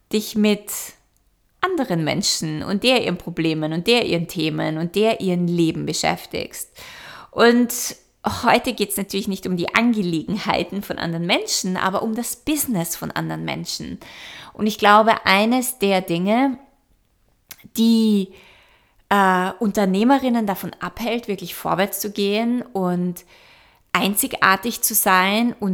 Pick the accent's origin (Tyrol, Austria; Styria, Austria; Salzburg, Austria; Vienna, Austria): Vienna, Austria; moved away; Ich war jetzt eineinhalb Jahre nicht mehr in meiner alten Heimat in Wien